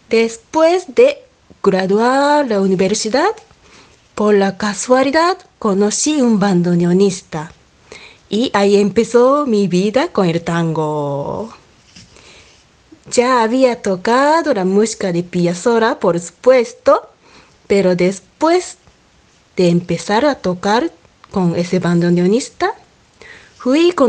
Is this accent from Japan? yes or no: yes; Amagasaki, Hyogo, Japan; Spanish is a second language; Soy pianista y soy de Japón, de una ciudad que se llama Amagasaki. Está pegado al Osaka.